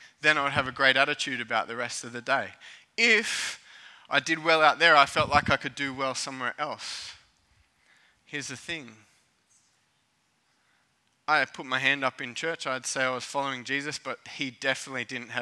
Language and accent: English; Cronulla, New South Wales, Australia; As a kid growing up in Cronulla, surfing was a rite of passage